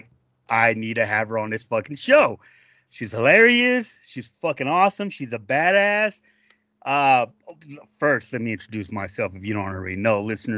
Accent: South Dakota, United States; Yes, Minnesota, and I'm from South Dakota.

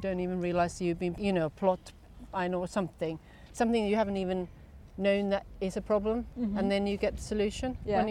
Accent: Tampere, Pirkanmaa, Finland; English is a second language; moved away as an adult; also born or lived in Stockholm, Sweden / Portsmouth, United Kingdom; now in United Kingdom; Where I grew up in Tampere, we are between two vast lakes

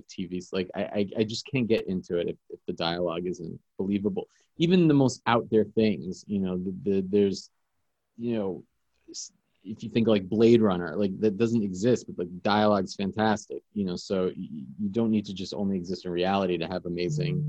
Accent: New York City, New York, United States; I grew up in New York City. I've lived here my whole life.

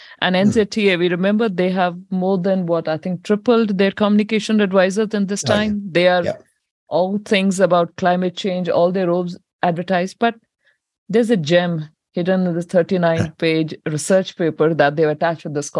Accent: Punjab, India; now in New Zealand; I come from India, Punjab, and Punjabi language there

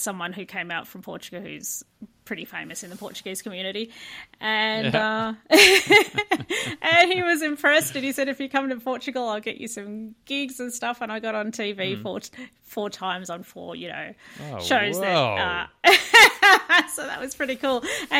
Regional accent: Brighton, Victoria, Australia; born there; I was born in Brighton, and then have gradually moved further out.

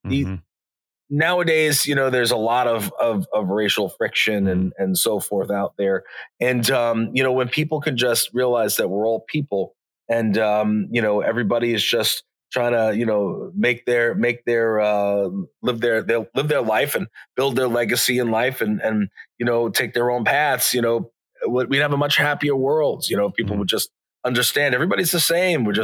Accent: Long Island, New York, United States; I'm from Long Island, New York

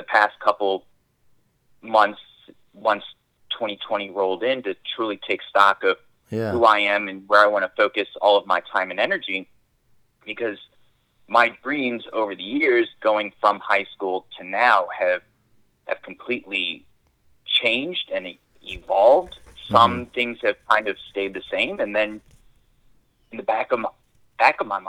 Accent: New Orleans, Louisiana, United States; I'm from New Orleans

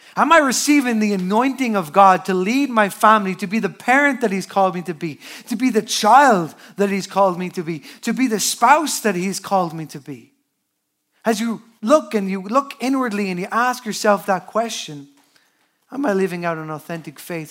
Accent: Newbridge, Leinster, Ireland; I am from Newbridge, that is Culchiland, the commuter town outside of Dublin.

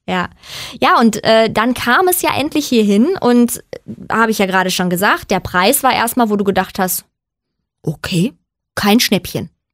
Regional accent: Germany; ich komme aus Deutschland

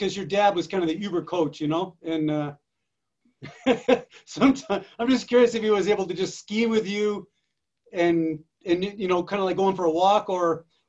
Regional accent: New England, United States; I grew up in New England too, and there's some pretty thick forest and brush and swamps

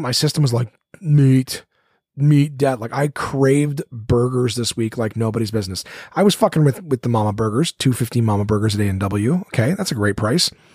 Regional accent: Ottawa, Ontario, Canada; here in Ottawa, my hometown

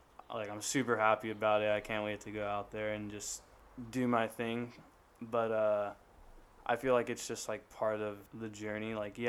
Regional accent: San Diego, California, United States; he became a Padre fan and a Charger fan because he knew we'd be growing up in San Diego.

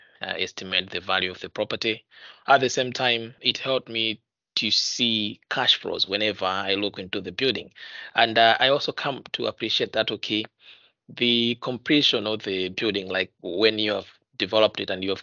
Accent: Blantyre, Southern Region, Malawi; moved away as an adult; now in United Kingdom; I was born and bred in Blantyre City

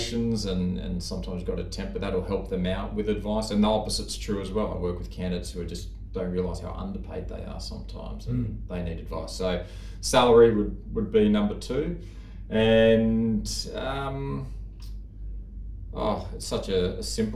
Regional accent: Sydney, New South Wales, Australia; Born and raised in Sydney

